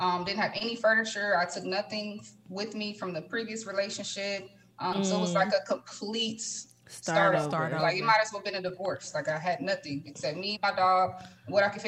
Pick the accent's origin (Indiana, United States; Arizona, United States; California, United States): Indiana, United States; Indianapolis; moved away as an adult; now in Houston, United States; I'm born and raised in Indianapolis all my life